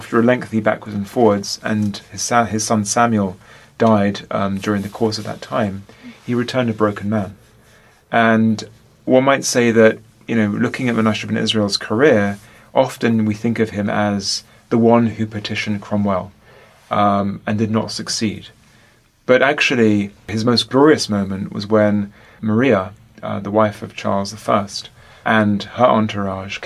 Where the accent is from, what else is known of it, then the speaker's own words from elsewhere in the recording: London, United Kingdom; I am from London, from England